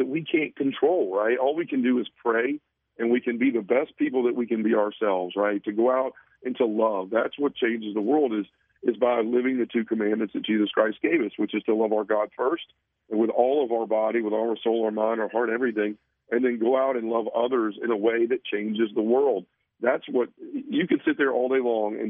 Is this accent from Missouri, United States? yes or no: no; Memphis, Tennessee, United States; I was born and raised a Baptist in Memphis, Tennessee